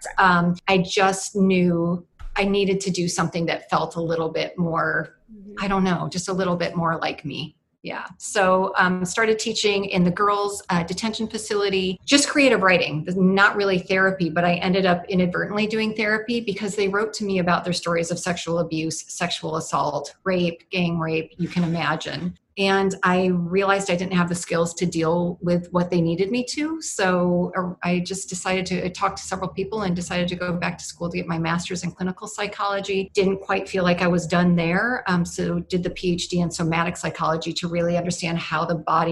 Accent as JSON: {"language": "English", "region": "New York", "country": "United States", "also_born_or_lived": "California", "moved": "as an adult", "said": "I'm from New York and was in California for 20 years, but came back to the East Coast about 2.5 years ago"}